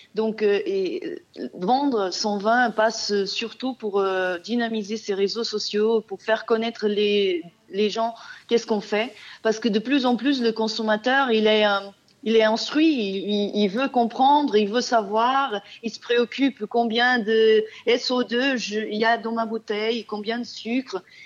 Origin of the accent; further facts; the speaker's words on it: Portugal; French is a second language; moved away as an adult; now in France; je suis portugaise